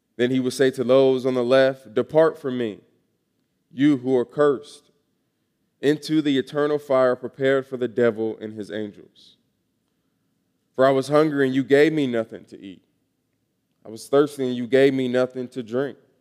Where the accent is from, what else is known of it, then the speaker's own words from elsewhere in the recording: Atlanta, Georgia, United States; moved away as an adult; I am from Atlanta, Georgia, originally.